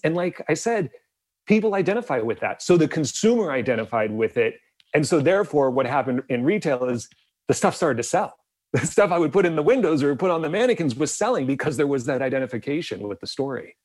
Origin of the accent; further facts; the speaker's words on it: Bisbee, Arizona, United States; I grew up in a small Mexican border town in the southeast corner of the state of Arizona.